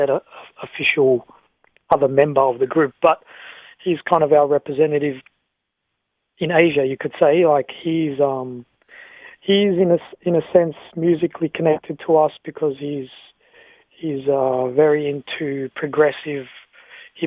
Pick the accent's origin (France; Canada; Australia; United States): Australia; we're just an Australian group